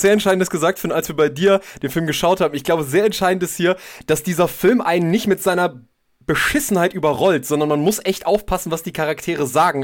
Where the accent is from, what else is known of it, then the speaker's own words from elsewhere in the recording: Germany; als Deutsche